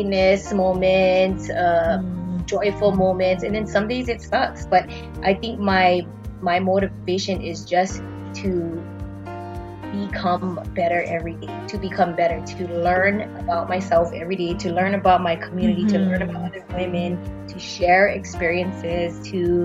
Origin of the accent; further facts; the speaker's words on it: Waipahu, Hawaii, United States; born and raised in Waipahu, Hawaii, the 94th